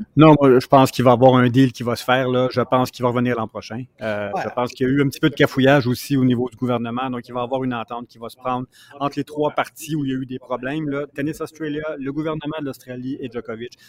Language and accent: French; Repentigny, Quebec, Canada; je suis de Repentigny aussi